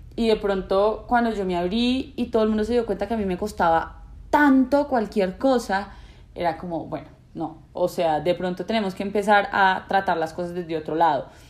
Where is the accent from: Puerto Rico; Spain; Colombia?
Colombia; los colombianos somos